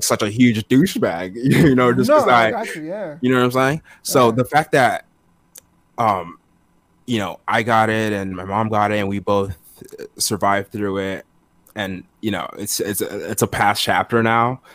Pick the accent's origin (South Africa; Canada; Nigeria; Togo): Togo; I was born in Togo. It's between Benin and Ghana over in West Africa